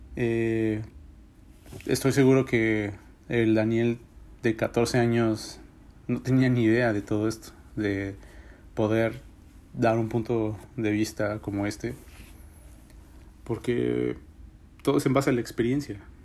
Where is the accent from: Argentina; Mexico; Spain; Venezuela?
Mexico; now in United States; en mi país, en México